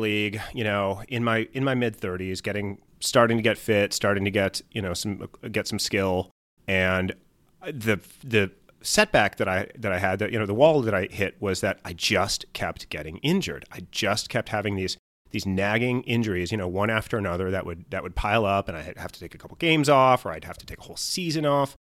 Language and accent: English; Wisconsin, United States; I'm from Wisconsin